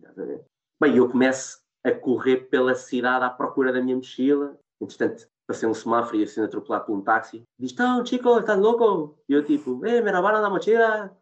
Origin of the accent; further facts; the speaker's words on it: Portugal; nós somos portugueses